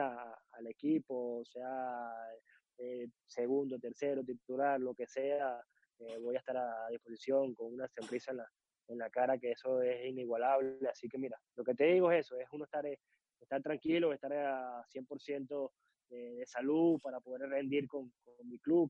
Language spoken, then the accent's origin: Spanish; Caracas, Capital District, Venezuela; Soy de Caracas, nací en la ciudad de Caracas